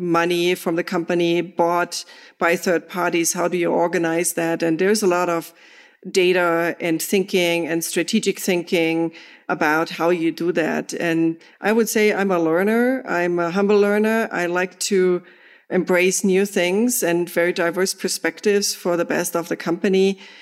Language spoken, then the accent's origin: English; Germany; moved away; I'm from Germany.